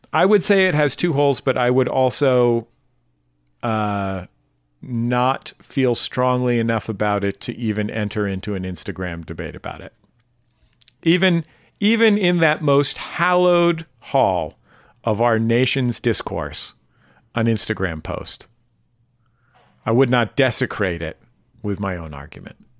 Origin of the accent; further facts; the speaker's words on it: Bay Area, California, United States; a Californian and as a, a Bay Area-in